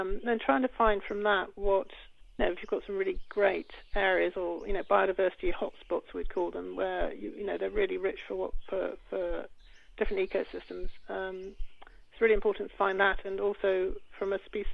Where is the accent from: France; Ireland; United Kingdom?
United Kingdom; moved away as an adult; now in Cortes Island, Canada; I am from the UK